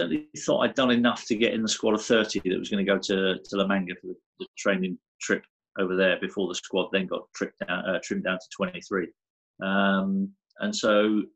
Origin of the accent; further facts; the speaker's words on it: Guernsey; I loved growing up in Guernsey.